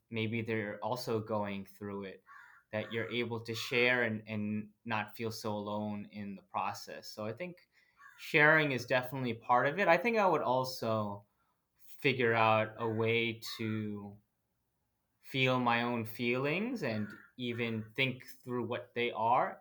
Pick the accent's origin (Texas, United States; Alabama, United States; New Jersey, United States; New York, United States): New Jersey, United States; moved away as an adult; now in Portland, Oregon, United States; I grew up in New Jersey, I am the son of two Filipino immigrants